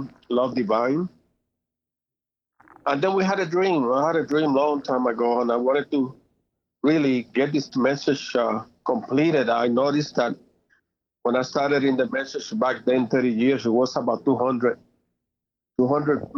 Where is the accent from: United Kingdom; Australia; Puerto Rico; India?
Puerto Rico; moved away; I was born in Puerto Rico in 1949. That was my year. And I grew up there and I learned Spanish as well